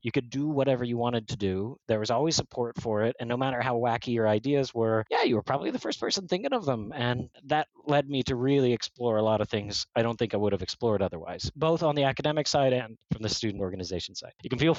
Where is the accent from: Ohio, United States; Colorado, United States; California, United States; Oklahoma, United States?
Oklahoma, United States; born there; I was born in Oklahoma, man. I never left the States prior to that. You know, I didn't speak any languages.